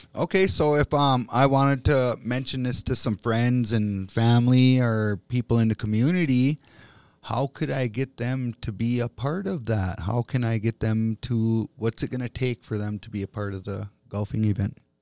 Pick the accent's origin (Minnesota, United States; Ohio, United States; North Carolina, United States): Minnesota, United States; Bois Forte Band of Chippewa